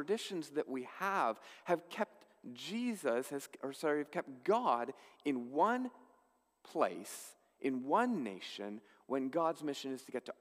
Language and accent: English; Canada; as Canadian Christians